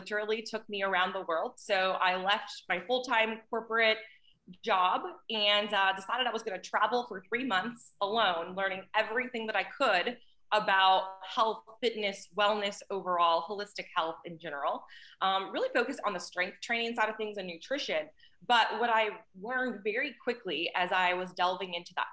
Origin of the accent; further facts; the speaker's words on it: North Dakota, United States; moved away; also born or lived in Houston, Texas; I grew up in North Dakota in a very small town